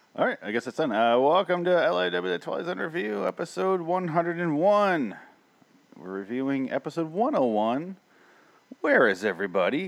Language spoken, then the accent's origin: English; Midwest, United States; I grew up in the Midwest